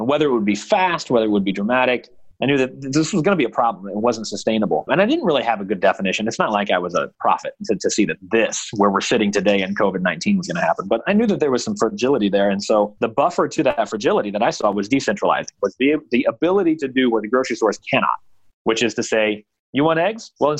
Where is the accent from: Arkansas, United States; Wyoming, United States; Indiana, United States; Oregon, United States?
Indiana, United States; Rushville; Rushville, Indiana. It's a little mapped out on 26 between Kokomo and Lafayette.